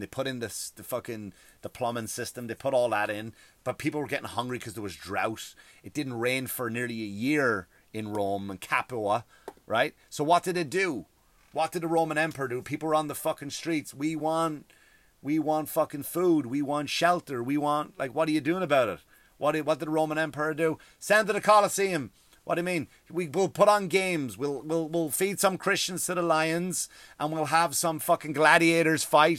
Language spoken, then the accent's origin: English; Ireland; now in United States; I love being from Ireland